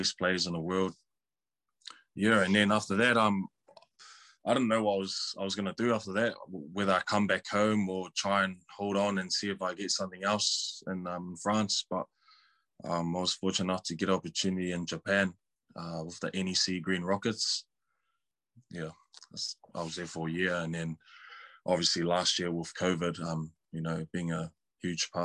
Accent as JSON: {"language": "English", "region": "Auckland", "country": "New Zealand", "tie": "born or raised there", "said": "growing up in Auckland and going through all those age grades"}